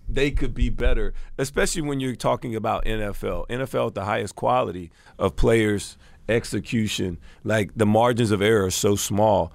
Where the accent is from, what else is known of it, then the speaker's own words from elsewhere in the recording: Alabama, United States; myself growing up in Alabama